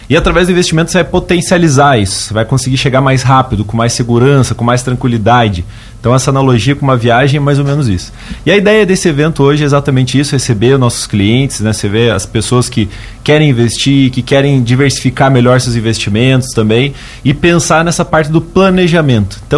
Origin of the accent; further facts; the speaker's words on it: Curitiba, Paraná, Brazil; Sou de Curitiba, Paraná. Ontem fiz um trajeto para chegar aqui em Lauro Miller. É, e sou natural de lá e, e, desenvolvo as atividades lá